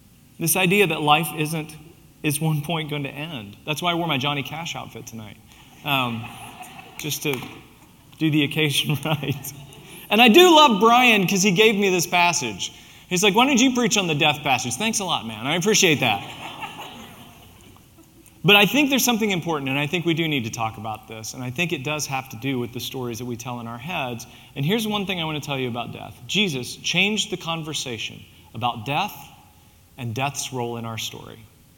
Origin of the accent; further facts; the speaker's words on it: Southern West Virginia, United States; moved away; also born or lived in Mount Vernon, Ohio / Springfield, Illinois; I'm from Southern West Virginia, so I can say y'all